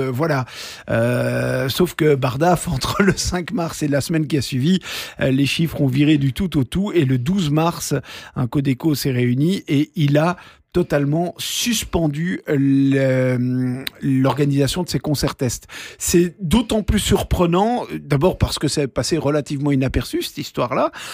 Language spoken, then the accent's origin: French; Belgium; chez nous en Belgique